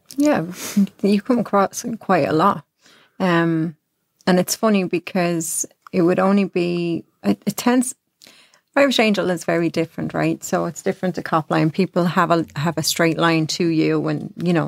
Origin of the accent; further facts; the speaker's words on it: Ireland; moved away; I was a hairdresser from Ireland